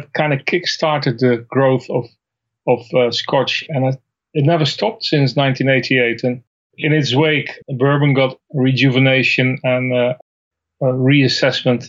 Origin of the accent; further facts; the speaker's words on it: Netherlands; moved away; I'm from the Netherlands originally.